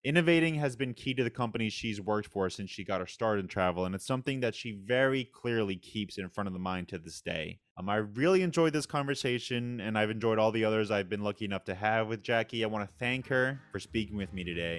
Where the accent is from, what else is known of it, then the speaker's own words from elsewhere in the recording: New York, United States; I'm from New York